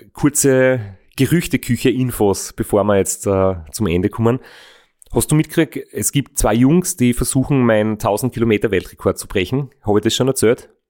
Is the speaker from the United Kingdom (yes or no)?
no; Austria; ich aus Österreich bin